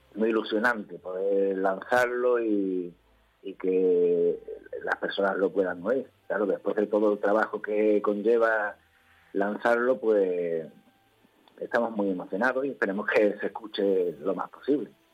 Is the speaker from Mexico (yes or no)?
no; Ceuta, Spain; somos músicos aquí de Ceuta ya con muchos años